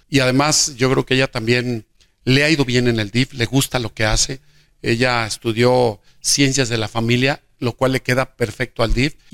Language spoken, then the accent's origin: Spanish; Jesús María, Aguascalientes, Mexico; el destino me regresó a Jesús María y veo a Jesús María como, como mi tierra, como mi punto de partida, como un lugar que quiero y que estoy trabajando al 100 en él.